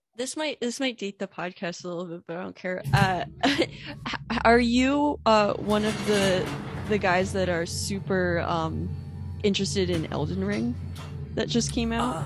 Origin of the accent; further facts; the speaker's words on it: Warfield, Pennsylvania, United States; moved away as an adult; now in Philadelphia, United States; I grew up in a town called, uh, Warfield, Pennsylvania